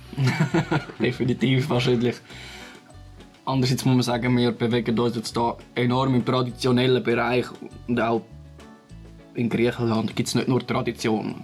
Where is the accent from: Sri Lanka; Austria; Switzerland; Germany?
Switzerland; Bei uns in der Schweiz